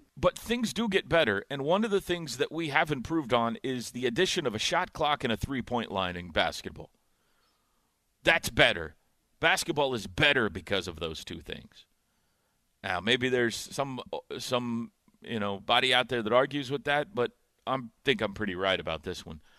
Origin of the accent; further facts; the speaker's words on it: Indiana, United States; moved away; growing up in Indiana